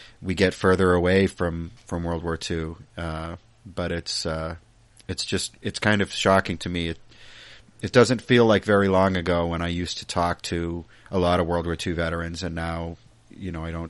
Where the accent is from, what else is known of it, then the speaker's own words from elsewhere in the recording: United States; also born or lived in Massachusetts; I'm an American